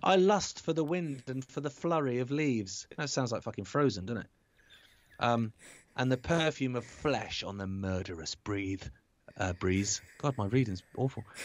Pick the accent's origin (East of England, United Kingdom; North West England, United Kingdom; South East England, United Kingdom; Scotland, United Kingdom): South East England, United Kingdom; Isle of Wight; I grew up on the Isle of Wight